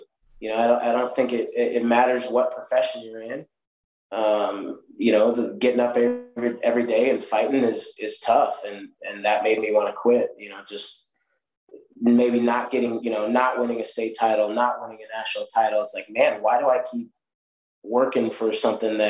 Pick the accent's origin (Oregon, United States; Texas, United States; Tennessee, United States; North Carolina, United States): Oregon, United States; Newberg; moved away as an adult; also born or lived in Missouri; now in Fayette, United States; I was six years old back in my hometown in Newburgh, Oregon